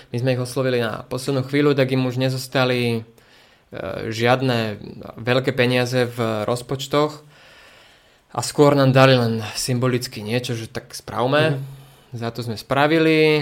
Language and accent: Slovak; Prievidza, Trenčín Region, Slovakia; also born or lived in Bojnice; Prievidza preto, lebo odtiaľ to pochádzam, respektíve z Bojnic